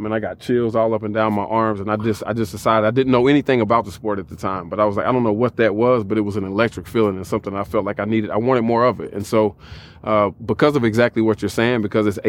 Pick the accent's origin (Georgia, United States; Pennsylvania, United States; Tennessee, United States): Tennessee, United States; Nashville; I'm from Nashville, Tennessee